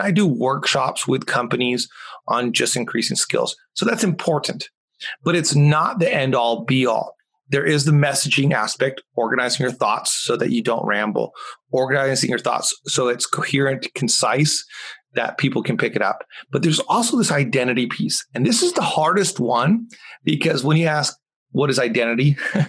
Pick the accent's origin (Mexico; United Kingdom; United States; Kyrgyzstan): Mexico; English is a second language; Or football, as I grew up calling it in Mexico.